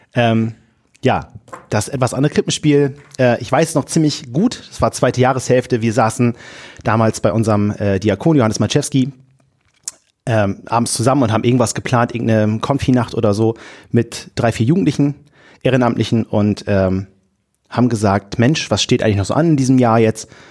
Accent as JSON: {"language": "German", "town": "Wilhelmshaven", "region": "Lower Saxony", "country": "Germany", "said": "komme aus dem tiefsten Friesland-Wilhelmshaven"}